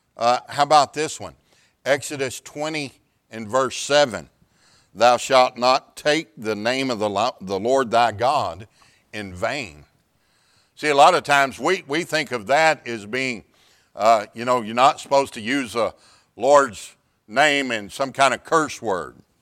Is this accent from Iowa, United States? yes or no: no; Houston, Texas, United States; I'm from the Houston area